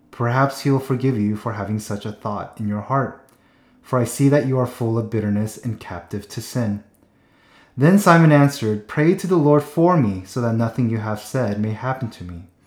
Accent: Seattle, Washington, United States; moved away; also born or lived in Southern California; we went up to Seattle, my hometown

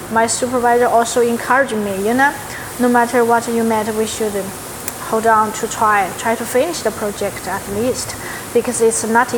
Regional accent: Southwest China, China; English is a second language; moved away as an adult; now in Houston, United States; But at 2015, I bring my family and moved to Houston, because I heard Houston a little similar like my hometown in the southwest of China.

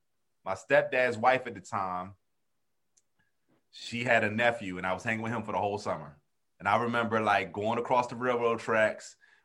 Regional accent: Camden, New Jersey, United States; I'm from Camden, New Jersey

